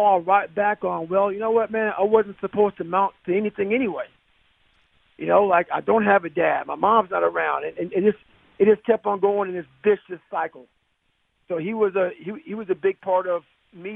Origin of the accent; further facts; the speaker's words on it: Brazil, Indiana, United States; There was like only about 5 black families in Brazil at that time.